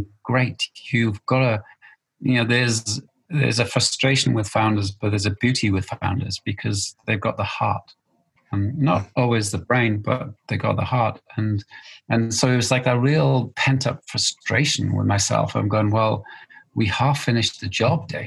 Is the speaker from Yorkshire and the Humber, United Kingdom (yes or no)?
no; Wales, United Kingdom; which is hard for a Welshman